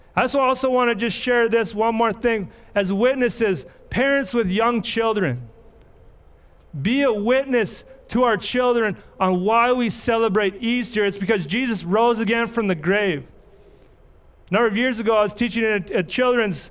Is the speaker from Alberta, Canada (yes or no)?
yes; Red Deer, Alberta, Canada; I grew up in Red Deer. I got in a lot of trouble as a young person.